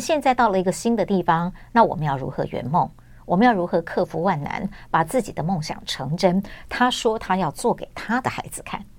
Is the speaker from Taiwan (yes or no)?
yes; Taipei, Taiwan; 我在台北，OK。出生长大